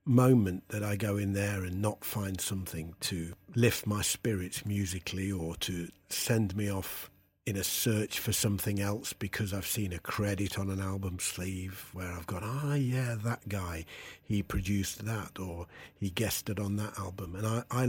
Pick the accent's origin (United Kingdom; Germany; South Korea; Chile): United Kingdom; Derby, East Midlands; My hometown of Derby was well known for its record stores